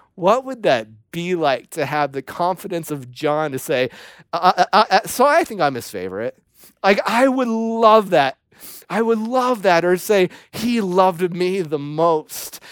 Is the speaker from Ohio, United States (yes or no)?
yes; Ohio, United States; moved away as an adult; also born or lived in Tennessee; I was from Ohio